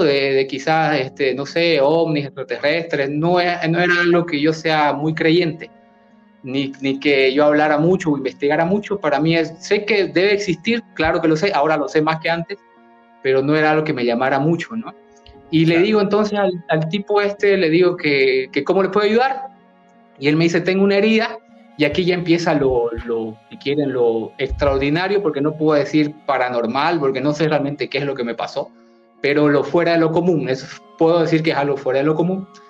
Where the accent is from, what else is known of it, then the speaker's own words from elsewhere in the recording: Bolivia; yo soy de Bolivia